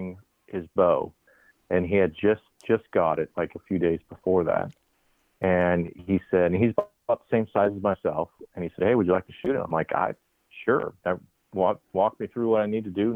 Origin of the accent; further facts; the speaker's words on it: Papillion, Nebraska, United States; moved away as an adult; also born or lived in Maryville, Missouri; born and raised in Papillion, Nebraska, which is a suburb of Omaha